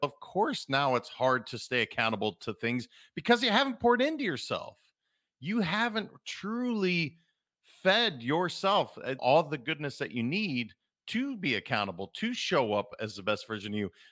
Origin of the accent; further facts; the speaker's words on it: Montana, United States; I'm a kid from Montana